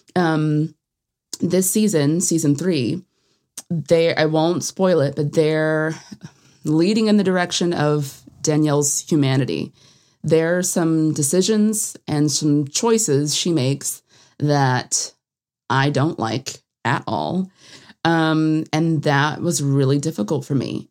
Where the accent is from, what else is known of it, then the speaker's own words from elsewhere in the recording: Atlanta, Georgia, United States; I'm from Atlanta.